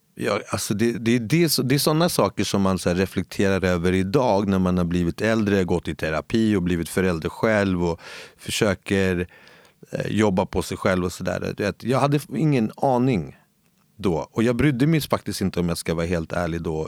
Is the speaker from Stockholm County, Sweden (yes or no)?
yes; Stockholm, Stockholm County, Sweden; moved away as an adult; now in Gustavsberg, Sweden; jag är född och uppväxt i, ute i Husby